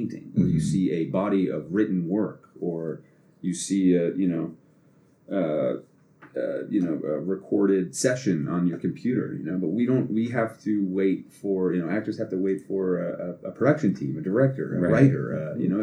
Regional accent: Boston, Massachusetts, United States; I'm fucking from here

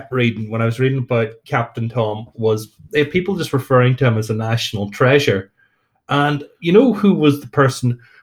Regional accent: Northern Ireland, United Kingdom; I'm from Northern Ireland

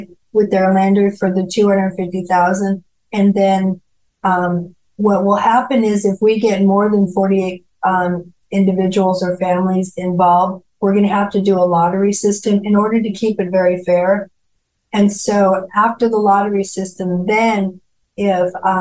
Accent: Durango, Colorado, United States; moved away as an adult; also born or lived in Arizona / California; now in Wilmington, United States; my hometown of Durango, Colorado

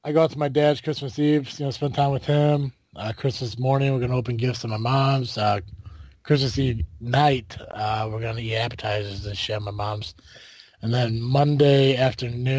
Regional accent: United States; I'm an American

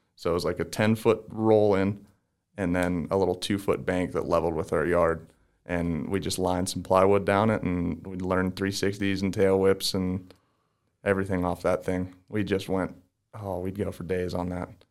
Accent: DuBois, Pennsylvania, United States; I'm from Du Bois, Pennsylvania

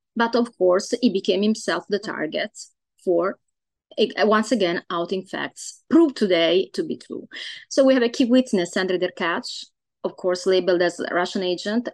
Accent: Italy; now in Los Angeles, United States; I am uh, Italian origin

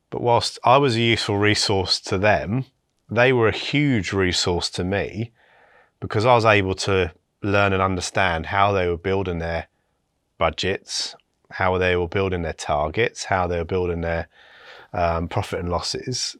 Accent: West Sussex, South East England, United Kingdom; also born or lived in Bristol; I was born in Bristol, um, then moved to, um, a part, a small village in West Sussex

